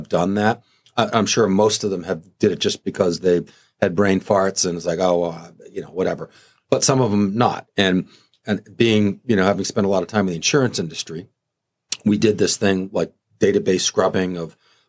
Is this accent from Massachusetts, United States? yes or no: yes; Massachusetts, United States; now in Indian River County, Florida, United States; I'm originally from Massachusetts